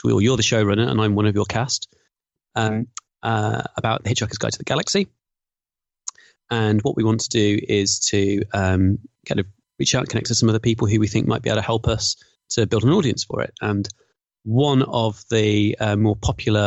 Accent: Birmingham, West Midlands, United Kingdom; stereotypical Brummie, self-deprecating

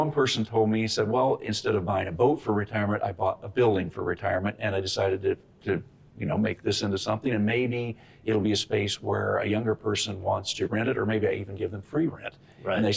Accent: Benson, Minnesota, United States; he was from mm-hmm. my hometown of Benson, Minnesota, right.

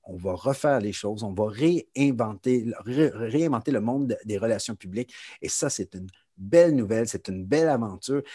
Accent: Montreal, Quebec, Canada; moved away as an adult; now in Toronto, Canada; Je, je suis montréalais d'origine. J'ai déménagé à Toronto il y a déjà de ça plusieurs années, il y a 20 ans

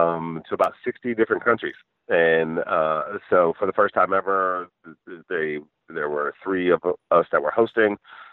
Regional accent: Michigan, United States; I grew up in Michigan and worked in engineering

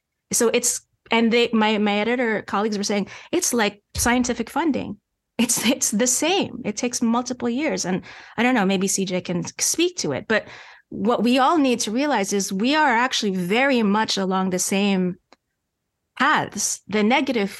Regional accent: New York, United States; accent: slight Canadian accent; moved away as an adult; also born or lived in Montreal; I'm a native New Yorker. And you hear that when I speak with my friends that I grew up

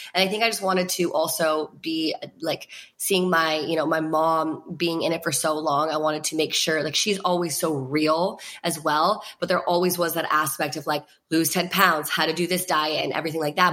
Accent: Virginia, United States; I was with uh, like all my best friends from Virginia, which like thank God I was with them, like my hometown friends

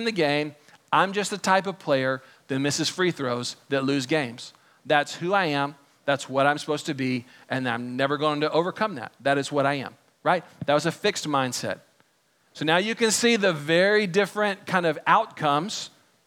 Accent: Texas, United States; I grew up here in Texas.

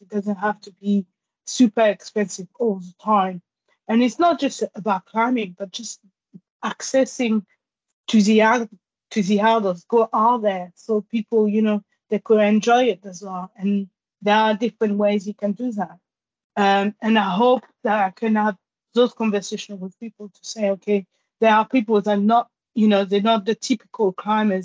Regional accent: Guadeloupe; English is a second language; also born or lived in Pointe-à-Pitre, Guadeloupe / Paris, France / Germany; now in London, United Kingdom; I grew up in a small island called Marie Galante, and I lived there with my grandparents.

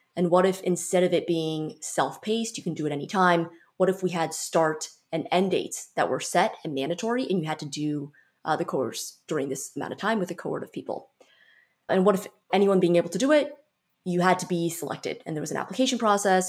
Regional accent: San Francisco Bay Area, California, United States; I'm from the San Francisco Bay Area originally

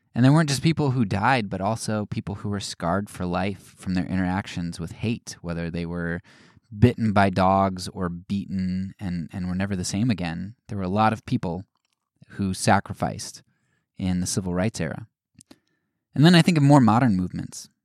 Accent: United States

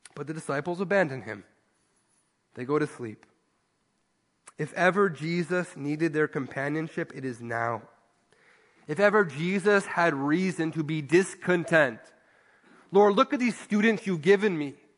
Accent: Ontario, Canada; moved away; I grew up in Ontario

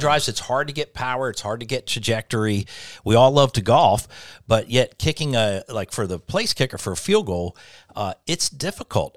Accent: Delaware, United States; grew up in Delaware

